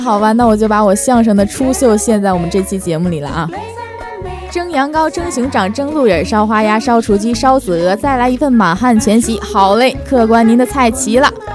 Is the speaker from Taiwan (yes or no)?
no; Northeast China, China; moved away as an adult; 我来自东北